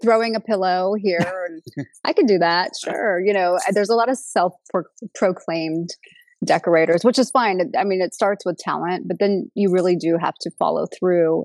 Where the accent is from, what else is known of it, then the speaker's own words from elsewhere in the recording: Los Angeles, California, United States; also born or lived in Long Beach; both Ron and I are natives to Los Angeles. I was originally born in Long Beach